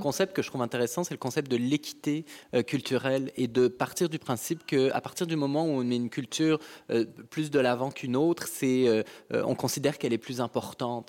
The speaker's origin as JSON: {"language": "French", "country": "France", "tie": "born or raised there", "moved": "as an adult", "lives_now": "Quebec, Canada", "said": "Je suis, je suis né en France, euh, je suis arrivé au Québec il y a 15 ans"}